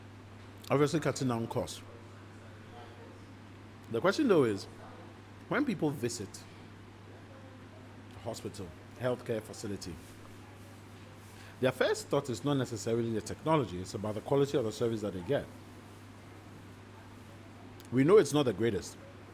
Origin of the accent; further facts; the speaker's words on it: Ghana; Especially speaking as a Ghanaian who lives in Ghana, experienced the healthcare system in Ghana, is currently building a health tech business.